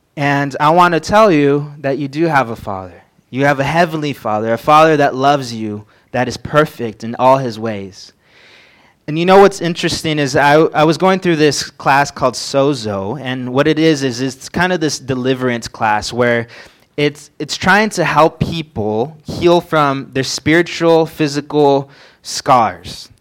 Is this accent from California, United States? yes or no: yes; San Bernardino, California, United States; moved away as an adult; now in Montana, United States; I came from San Bernardino, which is a small town in California